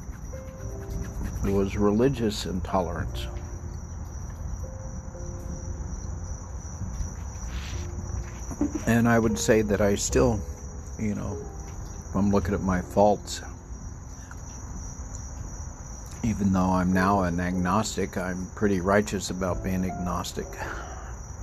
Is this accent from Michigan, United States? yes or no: no; El Paso, Texas, United States; now in Maryland, United States; I grew up on the border in El Paso. I was born in a hospital a few hundred feet from Juarez, Mexico.